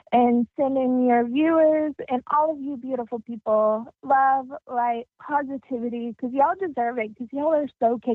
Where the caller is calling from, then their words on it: Dallas, Texas, United States; I am calling from Dallas, Texas.